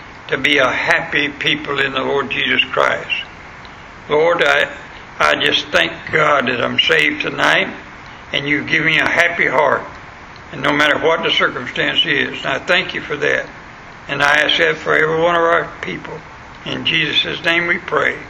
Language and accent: English; West Florida, United States; moved away; where I was born in West Florida